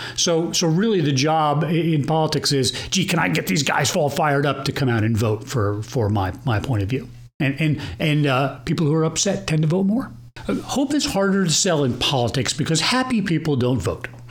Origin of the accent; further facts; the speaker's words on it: Plano, Texas, United States; here in beautiful Plano, Texas and I'm from Plano. I grew up here.